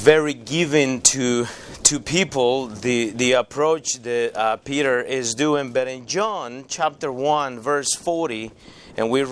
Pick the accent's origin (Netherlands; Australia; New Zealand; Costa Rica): Costa Rica; moved away as an adult; now in United States; I grew up in Costa Rica.